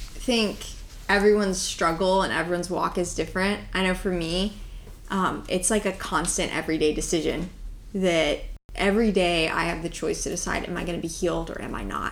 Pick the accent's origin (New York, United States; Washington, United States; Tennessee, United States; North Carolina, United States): Tennessee, United States; now in Florida, United States; I am from Tennessee